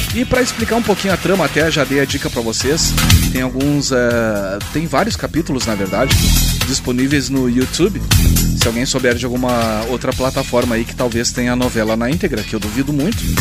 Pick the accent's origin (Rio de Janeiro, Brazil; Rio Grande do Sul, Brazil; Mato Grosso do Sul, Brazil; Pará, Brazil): Rio Grande do Sul, Brazil; a gente é gaúcho